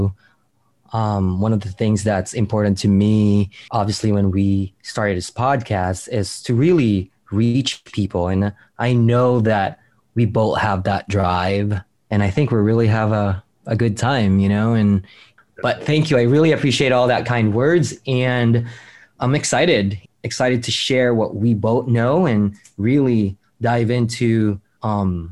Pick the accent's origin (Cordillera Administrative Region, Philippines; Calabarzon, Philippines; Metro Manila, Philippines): Metro Manila, Philippines; Manila; I grew up in the Philippine Islands, in born and raised in Manila